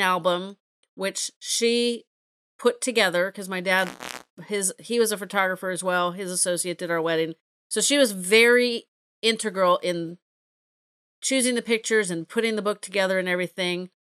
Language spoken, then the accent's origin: English; California, United States; I'm a Californian